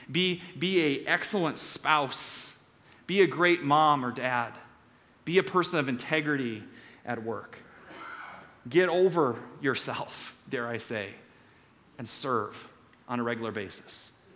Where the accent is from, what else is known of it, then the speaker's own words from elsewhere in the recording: Story City, Iowa, United States; I grew up in Story City, and our town festival was Scandinavian Days